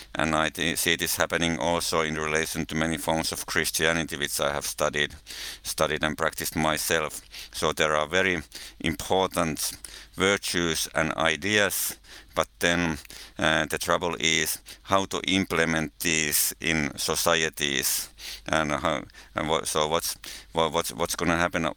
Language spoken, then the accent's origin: English; Finland; I come from Finland, living in Helsinki